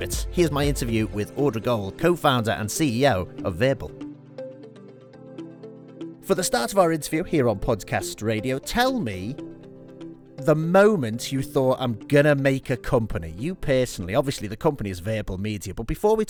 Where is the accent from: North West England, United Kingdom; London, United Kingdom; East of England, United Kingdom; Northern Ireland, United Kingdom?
North West England, United Kingdom; Liverpool; accent: Liverpudlian; my Liverpudlian accent